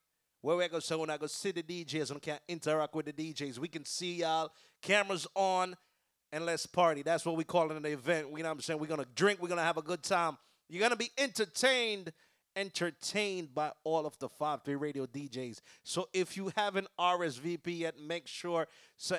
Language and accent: English; Jamaica; I was born in Jamaica. I'm not from Trinidad.